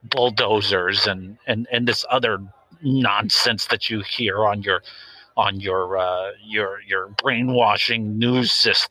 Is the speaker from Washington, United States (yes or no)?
yes; Washington, United States; I'd like to keep that quiet, but I grew up in a small town just north of Seattle.